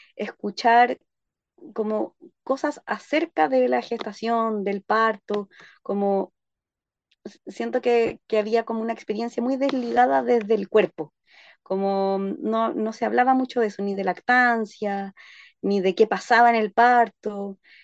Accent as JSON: {"language": "Spanish", "town": "Santiago", "region": "Santiago Metropolitan Region", "country": "Chile", "tie": "born or raised there", "moved": "as an adult", "lives_now": "Panguipulli, Chile", "said": "yo soy oriunda de Santiago de Chile"}